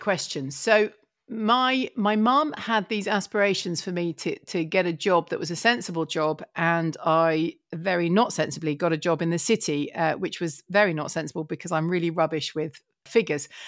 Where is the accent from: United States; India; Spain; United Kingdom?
United Kingdom; Essex, East of England; a town, um, so in Essex, so it was quite green